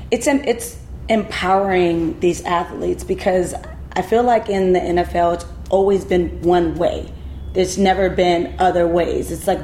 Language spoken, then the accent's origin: English; LaGrange, Georgia, United States; I'm from LaGrange, Georgia. We don't do this. Like, we eat pork.